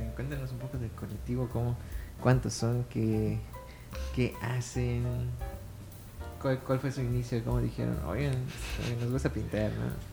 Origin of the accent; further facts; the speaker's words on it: Mérida, Yucatán, Mexico; also born or lived in Muna; nací aquí